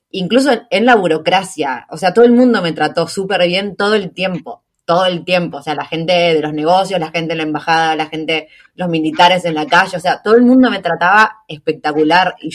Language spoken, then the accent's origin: Spanish; Junín, Buenos Aires Province, Argentina; No, yo soy de Junín de Buenos Aires, eh